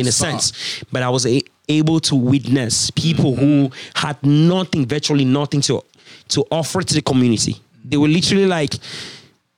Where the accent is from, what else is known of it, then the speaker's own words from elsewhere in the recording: Cameroon; moved away as an adult; now in Canada; my home country, Cameroon